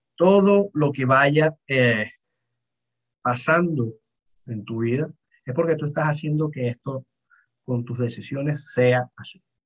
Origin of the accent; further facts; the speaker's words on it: Venezuela; soy más venezolano que la arepa